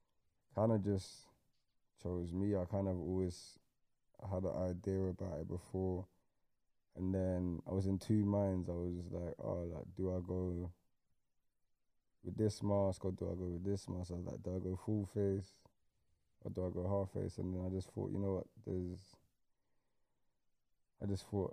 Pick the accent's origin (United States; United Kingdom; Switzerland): United Kingdom; London; I grew up in Lewisham.